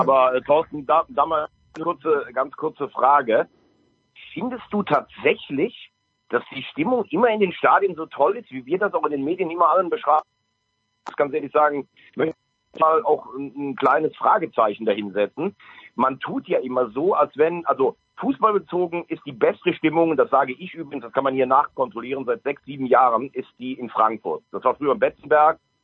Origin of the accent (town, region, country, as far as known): Styria, Austria